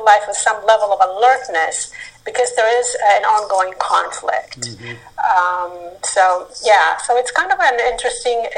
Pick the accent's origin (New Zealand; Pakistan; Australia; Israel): Israel; Northern Israel; moved away; I grew up in a small community in northern Israel